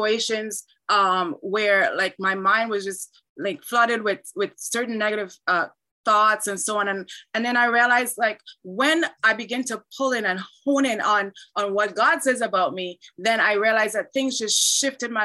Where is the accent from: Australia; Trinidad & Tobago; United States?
Trinidad & Tobago; now in Canada; I was born in Trinidad, but I live in Canada.